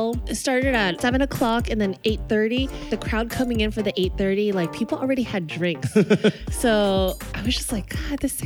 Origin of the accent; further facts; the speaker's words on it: Bay Area, California, United States; we're all from the Bay Area